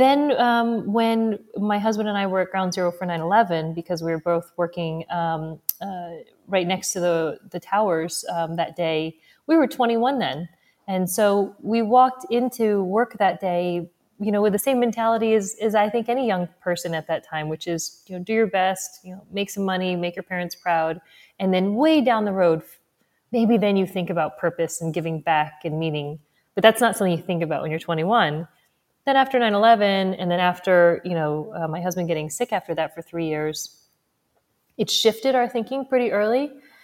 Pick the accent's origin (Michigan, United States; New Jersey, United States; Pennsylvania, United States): New Jersey, United States; also born or lived in Missouri / Texas; I was born in Missouri. Lived there a couple of years and then grew up largely between New Jersey and Texas. So whenever people are like, where are you from? I'm like, Missouri.